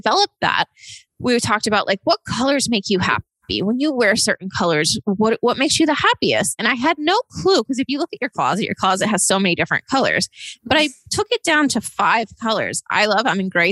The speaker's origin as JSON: {"language": "English", "region": "East Coast", "country": "United States", "tie": "born or raised there", "also_born_or_lived": "Austin, Texas / Los Angeles, California", "moved": "as an adult", "said": "I grew up kind of on the East Coast"}